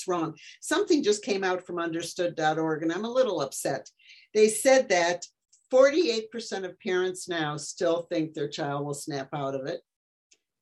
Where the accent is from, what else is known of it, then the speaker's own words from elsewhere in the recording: Detroit, Michigan, United States; I'm from Detroit, and so that's Motown.